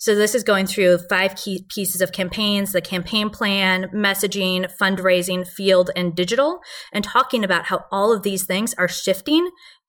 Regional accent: Wisconsin, United States; When I was growing up, Wisconsin passed a constitutional amendment preventing civil unions and gay marriage, right?

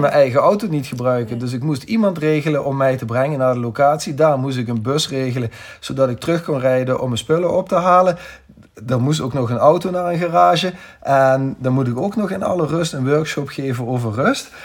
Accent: Netherlands; zijn we Nederlanders of West-Europeanen

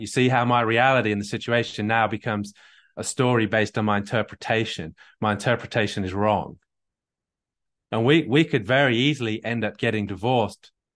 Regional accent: England, United Kingdom; I'm English

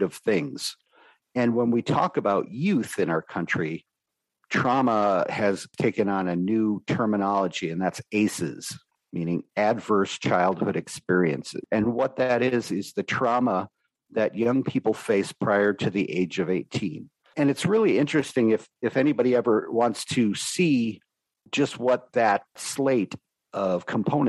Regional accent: New York City, New York, United States; my early childhood growing up in New York City

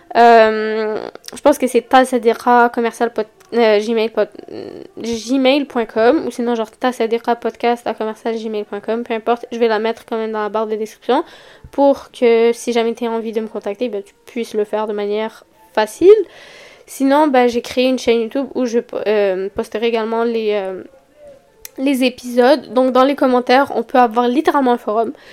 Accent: Montreal, Quebec, Canada; accent: Montreal (Québécois); j'habite à Montréal, je pense que ça s'entend sur mon accent

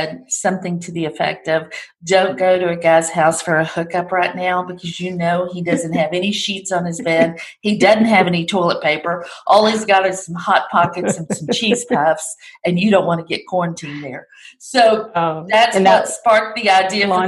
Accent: the South, United States; accent: Southern

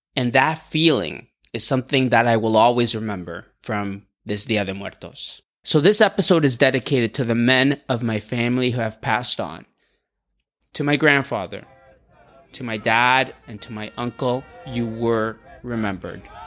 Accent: Canada; also born or lived in Mexico; Growing up in Canada

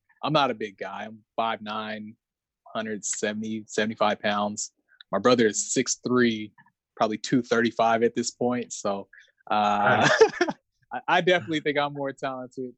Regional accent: San Diego, California, United States; I'm from San Diego

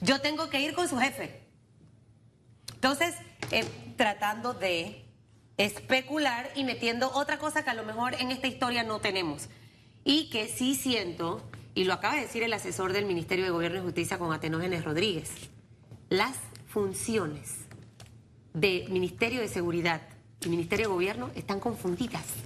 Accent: Panama; a mí como panameña y como periodista

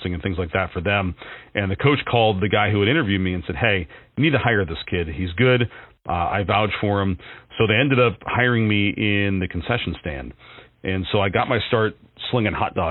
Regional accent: Warren, Ohio, United States; now in Erie, United States; I was living in Warren, Ohio, my hometown

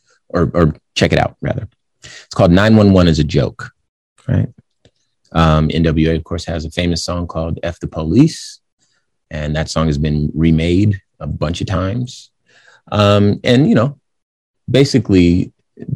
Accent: Compton, California, United States; I'm from Compton, California

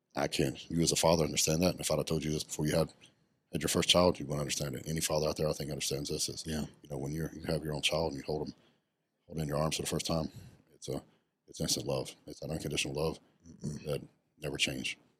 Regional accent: West Texas, United States; I grew up very poor. I grew up in West Texas, and I grew up on a cattle ranch

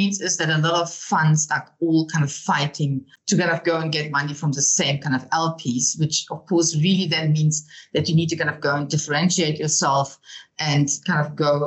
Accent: Germany; moved away as an adult; now in Cape Town, South Africa; as you can hear from my accent, I'm not from South Africa. I'm actually originally from Germany, but living in South Africa now for the last 25 years

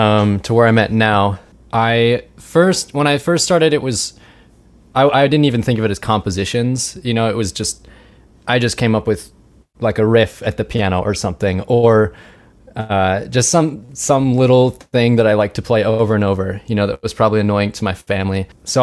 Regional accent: Richmond, United States; I'm from Richmond, as you just heard. We went to the same high school, if they didn't know that, me and Kim.

